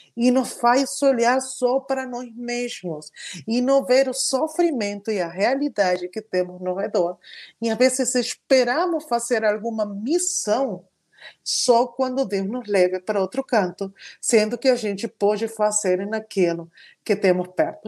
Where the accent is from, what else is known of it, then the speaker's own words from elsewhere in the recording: Argentina; Portuguese is a second language; now in São Paulo, Brazil; eu sou argentina